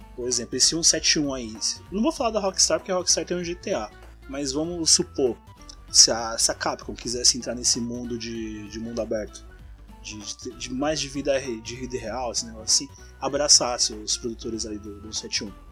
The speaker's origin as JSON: {"language": "Portuguese", "town": "Mauá", "region": "São Paulo", "country": "Brazil", "said": "eu sou da BC, eu moro em Mauá"}